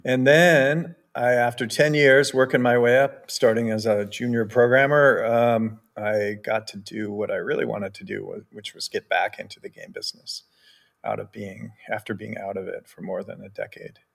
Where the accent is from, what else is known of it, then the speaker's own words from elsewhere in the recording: Bellevue, Washington, United States; I grew up in Bellevue, Washington, which is next to Redmond, Washington